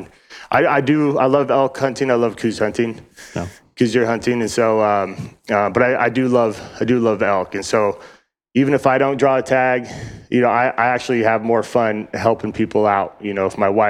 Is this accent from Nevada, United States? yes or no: yes; Reno, Nevada, United States; also born or lived in Northern Idaho; now in Arizona, United States; I was born in Northern Idaho and my grandpa and dad and all them were kind of ranching up there. And we all moved to Reno, Nevada when I was real young